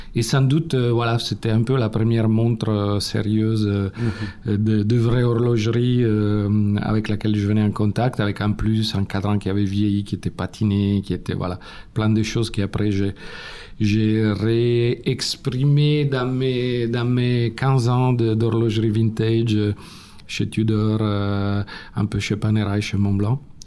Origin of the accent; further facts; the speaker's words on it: Turin, Piedmont, Italy; accent: Italian; French is a second language; moved away; Comme vous avez deviné de mon accent, je suis italien. Je suis né à Turin il y a 52 ans